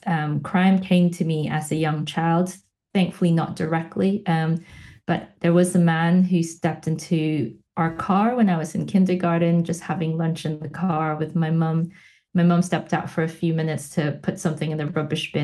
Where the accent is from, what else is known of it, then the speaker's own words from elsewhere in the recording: Philippines; also born or lived in Melbourne, Australia; now in Manchester, United Kingdom; Growing up in the Philippines